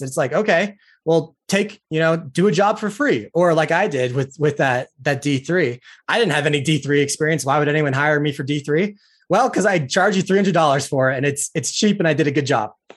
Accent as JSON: {"language": "English", "region": "Utah", "country": "United States", "said": "I'm from Utah"}